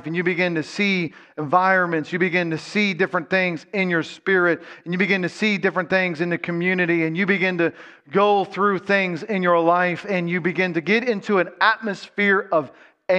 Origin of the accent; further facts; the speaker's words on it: Ohio, United States; I'm from Ohio